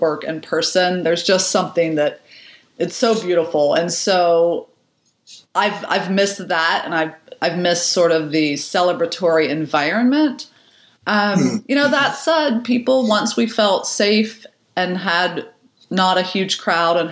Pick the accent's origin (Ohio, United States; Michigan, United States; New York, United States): Ohio, United States; Chandlersville; now in Columbus, United States; I grew up in Zanesville, technically outside of Zanesville, in Chandlersville, Ohio, on a big, beautiful farm